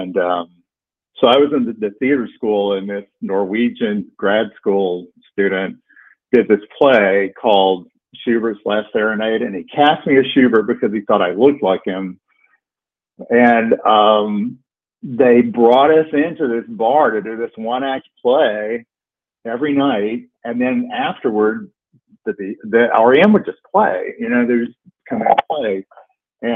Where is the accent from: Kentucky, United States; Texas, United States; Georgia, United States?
Georgia, United States; moved away as an adult; also born or lived in Athens, Georgia / Atlanta, Georgia; now in West Virginia, United States; go to a college town before I could really be myself. But that college town happened to be Athens, Georgia